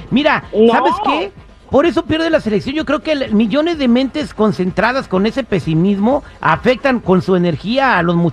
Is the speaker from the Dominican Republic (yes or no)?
no; Zacatecas, Mexico; Sí, soy de Zacatecas.